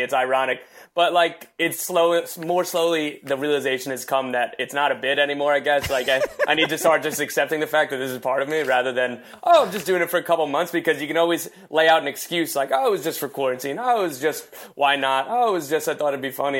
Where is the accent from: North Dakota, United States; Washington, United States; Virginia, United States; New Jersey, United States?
New Jersey, United States; Wall; I'm from Wall, the Belmar, Asbury area.